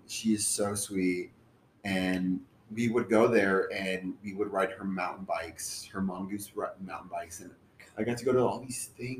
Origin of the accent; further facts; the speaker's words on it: Mexico; moved away; I was born in Mexico.